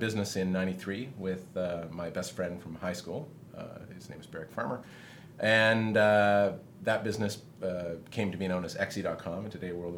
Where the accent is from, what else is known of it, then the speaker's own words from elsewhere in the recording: Canada; I am from Canada.